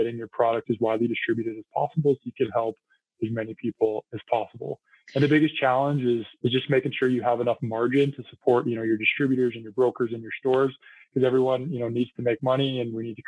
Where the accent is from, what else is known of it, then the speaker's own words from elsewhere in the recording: Penticton, British Columbia, Canada; moved away; I actually went to high school in Penticton too